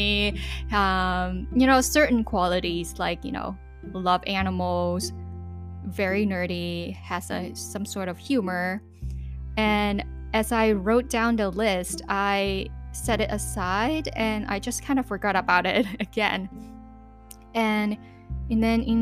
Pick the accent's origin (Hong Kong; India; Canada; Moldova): Hong Kong; I lived born and raised in Hong Kong